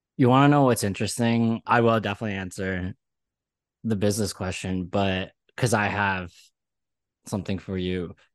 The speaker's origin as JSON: {"language": "English", "country": "Malaysia", "moved": "yes", "lives_now": "New York, United States", "said": "I'm from Malaysia"}